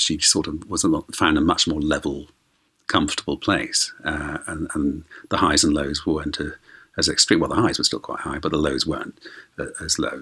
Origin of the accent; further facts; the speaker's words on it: Bolton, North West England, United Kingdom; me for coming from Bolton